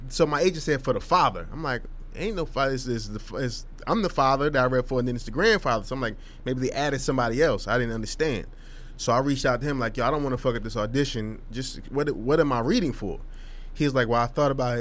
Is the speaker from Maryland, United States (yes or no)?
no; Hillside, New Jersey, United States; we're not from Jersey City, brother. We from what? Hillside, New Jersey